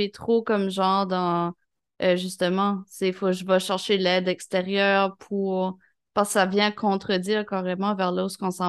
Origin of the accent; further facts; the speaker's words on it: Sherbrooke, Quebec, Canada; Je viens de Sherbrooke.